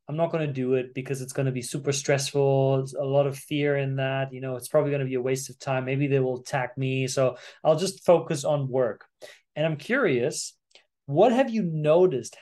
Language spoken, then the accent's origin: English; Germany; growing up in Germany